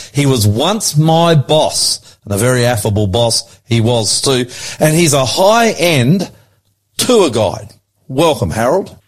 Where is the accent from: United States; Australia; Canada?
Australia; I'm the Aussie pastor.